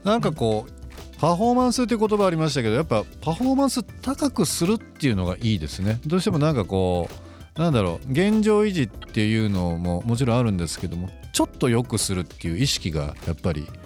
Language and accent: Japanese; Shizuoka, Japan; born there; 静岡で生まれて、まあ、静岡サッカー王国ですけども本当に幼い時からずっとサッカーとのこう生活というか